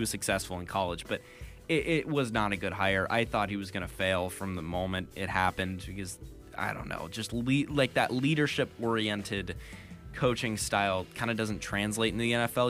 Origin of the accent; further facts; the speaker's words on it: Sacramento, California, United States; moved away; I'm actually from Sacramento.